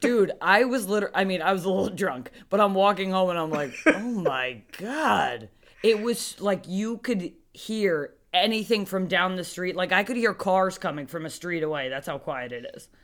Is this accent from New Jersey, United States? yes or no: yes; New Jersey, United States; we're both from New Jersey